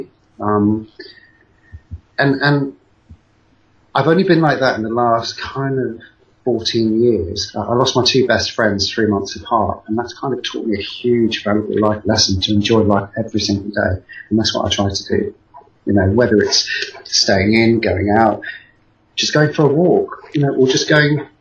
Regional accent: Salisbury, South West England, United Kingdom; It's in my hometown

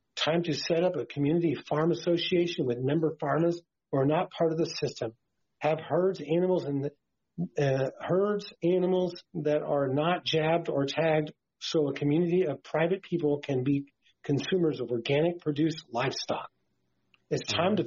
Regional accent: Martinez, California, United States; I grew up on a cattle ranch in California in the Bay Area, about 30 miles west of San Francisco in the Contra Costa County in the hills around Martinez, California

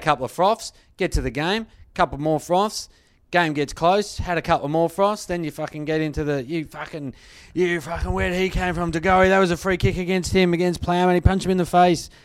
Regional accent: Australia; as an Australian

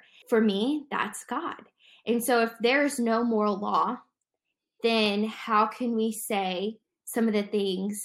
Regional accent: Dayton, Ohio, United States; now in Zionsville, United States; I'm originally from Dayton, Ohio

